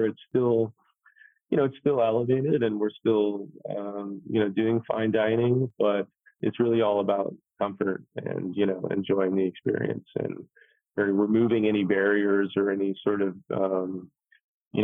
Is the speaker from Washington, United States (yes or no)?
no; Kentucky, United States; also born or lived in New York City; now in Atlanta, United States; I grew up in Kentucky